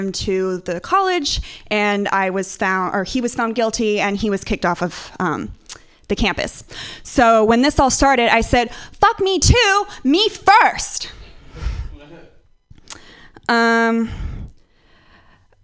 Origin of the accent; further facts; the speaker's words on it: Northern California, United States; moved away; I'm from Northern California. I've been interacting with hippies my entire life